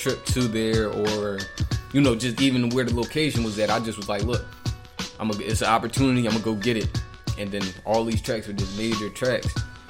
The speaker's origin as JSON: {"language": "English", "town": "Philadelphia", "region": "Pennsylvania", "country": "United States", "tie": "born or raised there", "said": "North Philly."}